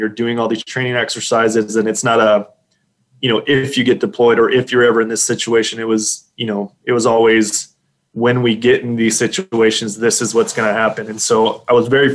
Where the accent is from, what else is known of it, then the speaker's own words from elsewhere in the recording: Dilley, Texas, United States; also born or lived in San Antonio, Texas; I grew up here in South Texas, about an hour south of San Antonio. There's a little bitty town there called Dilley